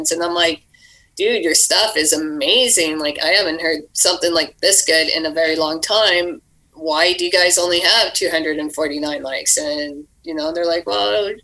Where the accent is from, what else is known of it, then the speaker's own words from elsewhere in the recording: Canada; now in Ontario, Canada; I grew up near the Arctic Circle where there were no shows.